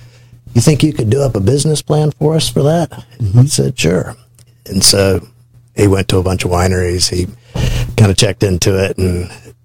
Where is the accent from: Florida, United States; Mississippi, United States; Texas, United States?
Florida, United States; Tallahassee; I grew up in Tallahassee